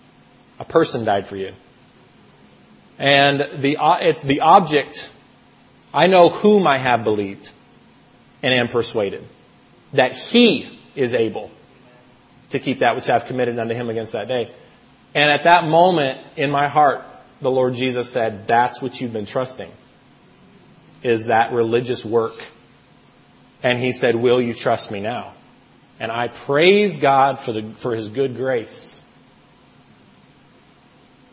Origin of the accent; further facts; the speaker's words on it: United States; moved away as an adult; now in Toronto, Canada; I'm originally from the States